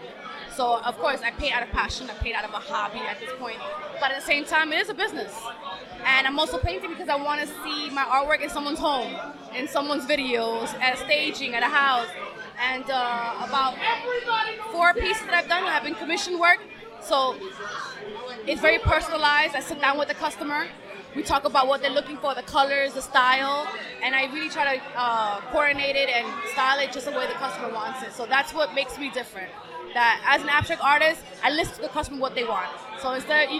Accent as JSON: {"language": "English", "region": "New York", "country": "United States", "said": "I'm from Queens, so I would travel from Queens to Brooklyn"}